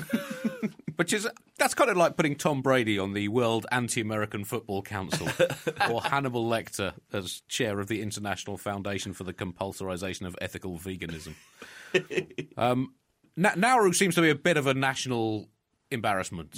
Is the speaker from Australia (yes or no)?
no; United Kingdom; a Brit